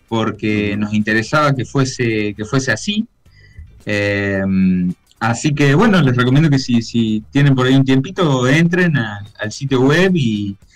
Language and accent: Spanish; Villa Carlos Paz, Córdoba, Argentina; eh, soy de Carlos Paz